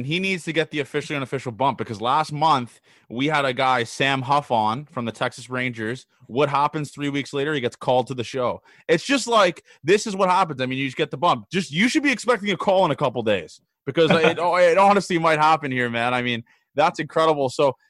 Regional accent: Canada; He's Canadian, I'm Canadian, and we just kind of get along.

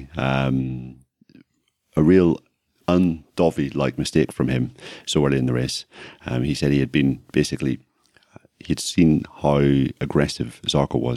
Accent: Ireland; accent: Irish

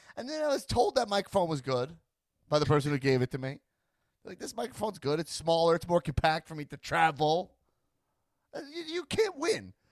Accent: Long Island, New York, United States; now in Los Angeles, United States; I grew up on Long Island

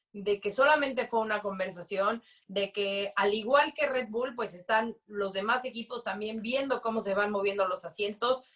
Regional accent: Mexico; como mexicanos, como latinos

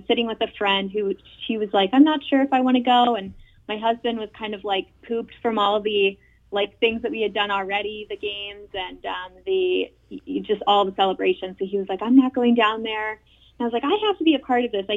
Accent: Indianapolis, Indiana, United States; moved away as an adult; now in Cleveland, United States; I'm from Indianapolis

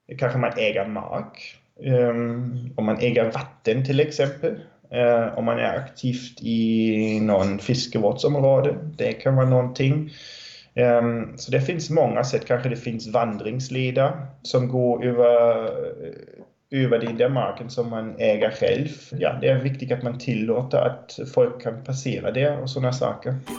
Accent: Germany; now in Tranås, Sweden; jag är från Tyskland

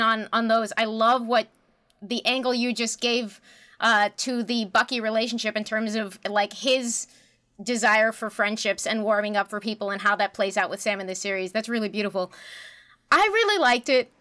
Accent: Canada; as a Canadian

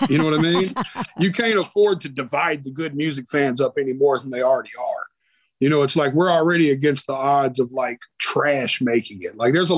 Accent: Nashville, Tennessee, United States; born there; I was born right here in Nashville, Tennessee. I was born at Baptist Hospital.

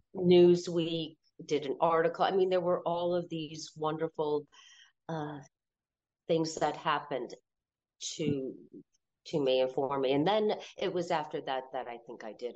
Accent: Wallingford, Connecticut, United States; I was born in Wallingford, Connecticut

